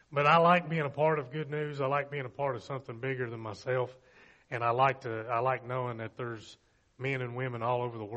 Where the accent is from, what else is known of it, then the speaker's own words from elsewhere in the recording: Bristol, Virginia, United States; I grew up in Bristol, graduated from Virginia High